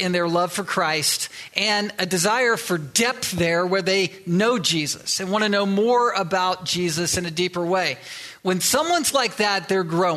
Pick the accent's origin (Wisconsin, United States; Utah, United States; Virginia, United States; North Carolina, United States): Virginia, United States; Virginia Beach; moved away as an adult; also born or lived in Delaware / Southern California / Little Rock, Arkansas; now in Pacific Northwest, United States; I was born in Delaware. I was raised in Virginia Beach and Chesapeake